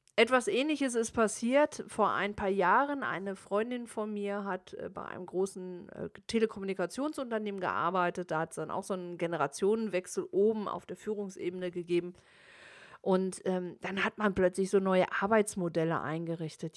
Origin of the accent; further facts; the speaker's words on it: Germany; also born or lived in United States; bei uns in Deutschland